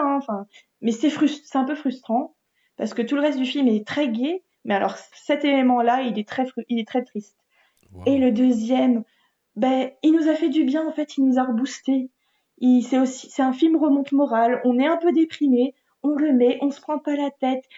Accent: France; en tant que Français

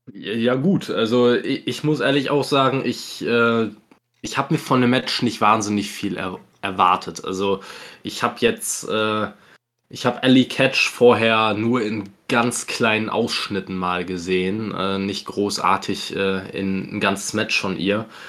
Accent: Germany; als Deutscher

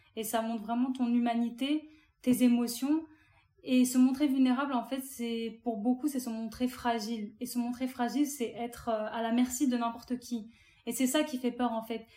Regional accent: France; je suis algérienne, mes parents sont tous les deux algériens. Je suis née en France

